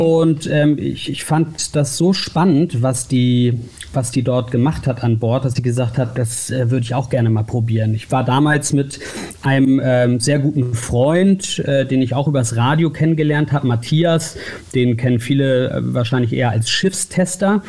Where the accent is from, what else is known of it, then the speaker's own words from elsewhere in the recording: Uelzen, Lower Saxony, Germany; moved away; also born or lived in Hamburg / Berlin / United States; Lokalsender in meiner Heimatstadt in Uelzen in Niedersachsen